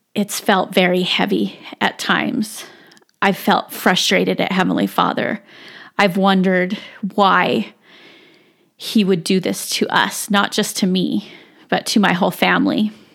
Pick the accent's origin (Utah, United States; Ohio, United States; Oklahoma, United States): Utah, United States; South Jordan; I grew up in South Jordan, Utah